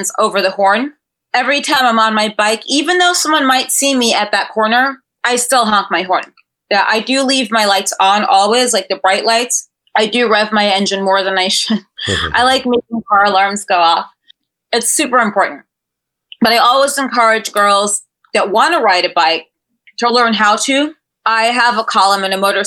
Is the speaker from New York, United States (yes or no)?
yes; New York City, New York, United States; I grew up in Manhattan